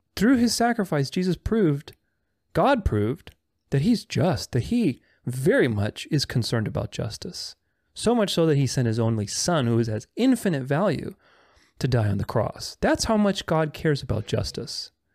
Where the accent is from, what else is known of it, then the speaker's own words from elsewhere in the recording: Bucharest, Romania; I'm Romanian. I'm not from Transylvania, I'm from the south of Romania, Bucharest